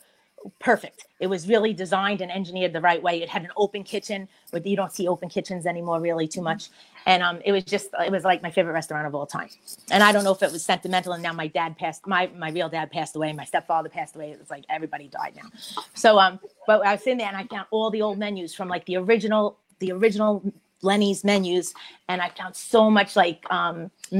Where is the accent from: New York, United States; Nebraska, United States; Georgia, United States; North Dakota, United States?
New York, United States; New York City; I grew up in Bay Terrace